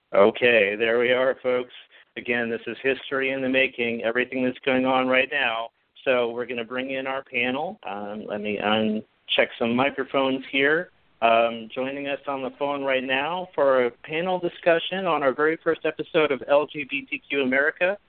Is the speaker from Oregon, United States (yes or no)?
yes; Portland, Oregon, United States; my hometown of Portland, Oregon